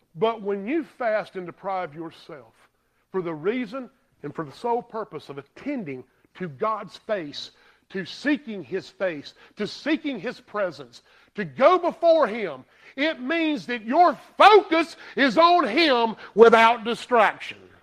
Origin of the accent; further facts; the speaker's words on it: Greer, South Carolina, United States; I'm from Greer